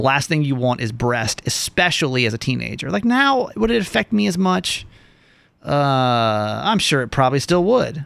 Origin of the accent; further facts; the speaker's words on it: the South, United States; Growing up in the South, being gay in the South